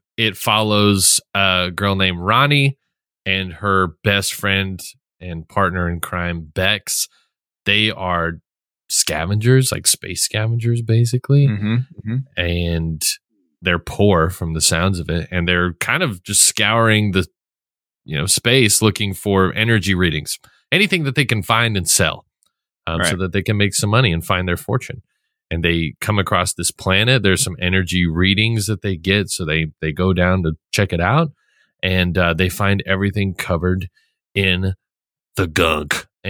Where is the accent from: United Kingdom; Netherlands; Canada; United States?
Netherlands; I'm from Holland. Isn't that weird?